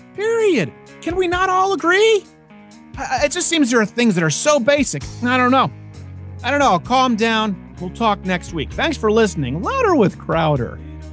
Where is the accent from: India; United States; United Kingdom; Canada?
Canada; Montreal, Quebec; moved away; I was raised in Montreal.